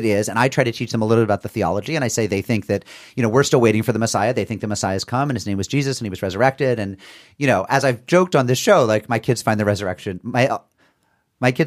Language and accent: English; Springfield, Massachusetts, United States; I grew up in Springfield, Massachusetts